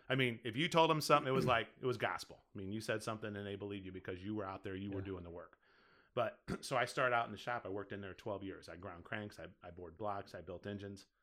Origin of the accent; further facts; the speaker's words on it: Collinsville, Illinois, United States; now in Caseyville, United States; it ended up being in my hometown because I lived in Collinsville yep. before I moved here to Caseyville.